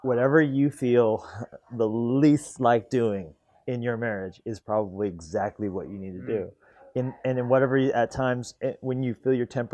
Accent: Colorado, United States; moved away as an adult; also born or lived in California; now in Montana, United States; I grew up in Colorado

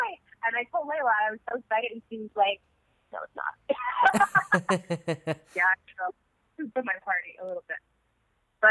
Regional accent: United States; as Muslim American Arab women in the Trump administration

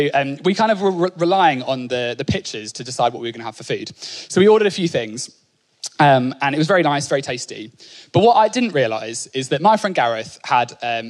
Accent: Norfolk, East of England, United Kingdom; I grew up in Norfolk

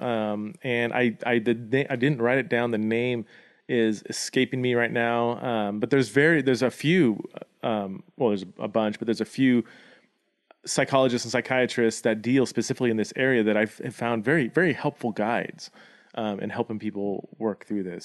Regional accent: United States; my identity as an American citizen

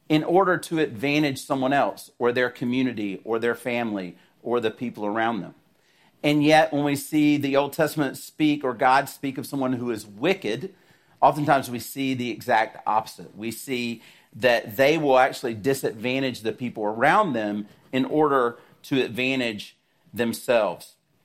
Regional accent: the South, United States; maybe it's because I'm from the South that it's so funny to me

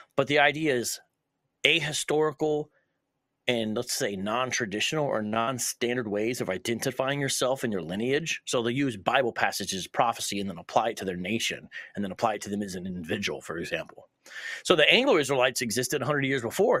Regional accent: Columbus, Ohio, United States; moved away as an adult; now in Phoenix, United States; born and raised in Columbus, moved around a bit, but now I lived in Phoenix, uh, almost for half my life

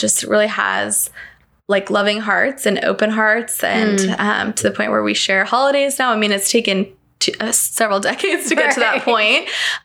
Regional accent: Winter Park, Florida, United States; also born or lived in Atlanta, Georgia; they purchased a home in Winter Park where I grew up on Lake Osceola

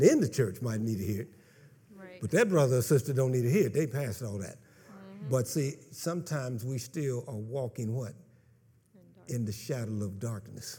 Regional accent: Kansas, United States; moved away; I come from Kansas, so, you know, pastures are like from here to my house

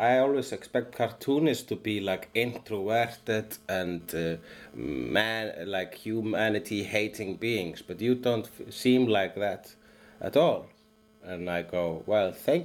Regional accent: Iceland; English is a second language; also born or lived in Sweden; I am an Icelandian.

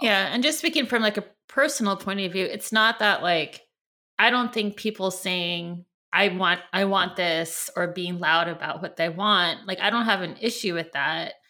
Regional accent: California, United States; now in New York, United States; we're all from California and we've all lived in New York and we still live in New York

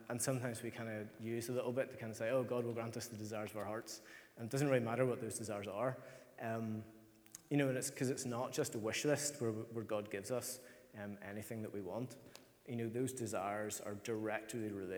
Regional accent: Ireland; as Irish people

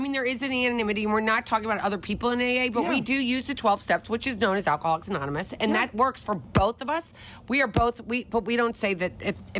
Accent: Philadelphia, Pennsylvania, United States

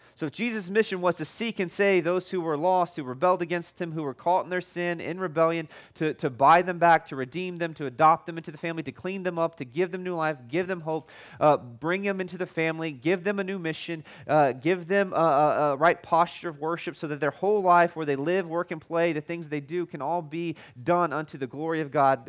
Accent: United States; I'm American

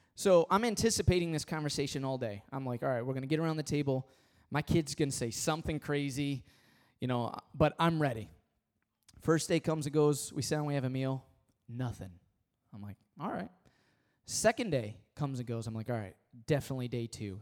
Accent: Michigan, United States; I was born and raised in Michigan

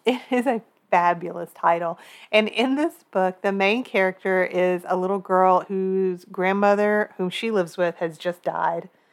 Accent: Kentucky, United States; we are from Kentucky

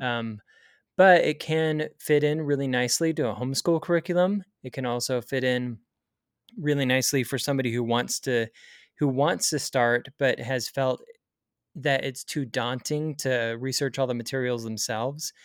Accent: Springville, Utah, United States; also born or lived in Provo, Utah; I grew up in Springville, Utah, so I've stayed in a pretty similar area in my life

